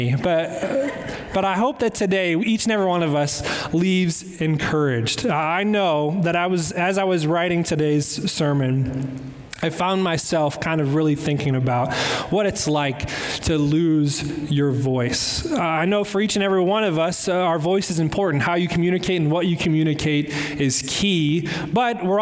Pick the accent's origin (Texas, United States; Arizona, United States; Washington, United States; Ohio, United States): Ohio, United States; Cleveland; I'm from Cleveland